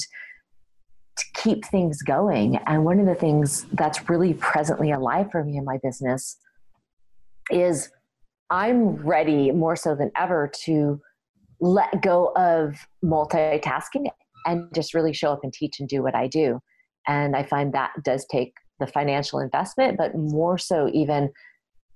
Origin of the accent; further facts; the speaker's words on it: Connecticut, United States; moved away as an adult; now in Canada; I was born actually in Connecticut, which is actually in America, in the States